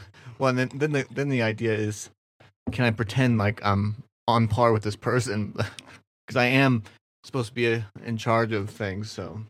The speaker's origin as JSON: {"language": "English", "town": "Kansas City", "country": "United States", "said": "I'm from Kansas City"}